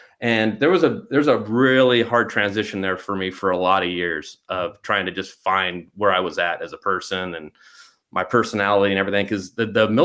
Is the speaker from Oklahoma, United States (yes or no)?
no; Glendora, California, United States; growing up in Glendora, you know, middle class neighborhood